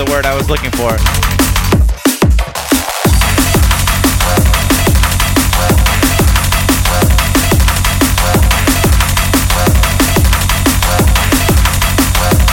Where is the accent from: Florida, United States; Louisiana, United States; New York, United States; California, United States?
Florida, United States; Jacksonville; moved away; I'm from Jacksonville, Florida originally. I used to throw shows out there